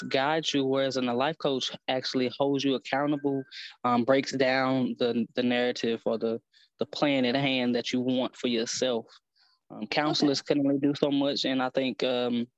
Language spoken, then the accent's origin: English; East St. Louis, Illinois, United States; I'm originally from East St. Louis